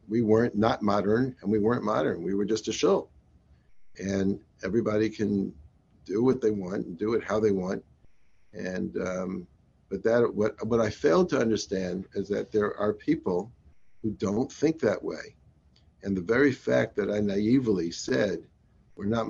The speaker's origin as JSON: {"language": "English", "town": "Atlanta", "region": "Georgia", "country": "United States", "tie": "born or raised there", "said": "Having been raised in Atlanta"}